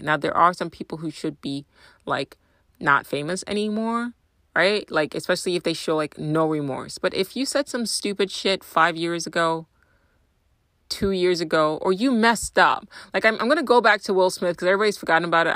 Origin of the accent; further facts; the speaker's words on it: Nigeria; moved away; I'm Nigerian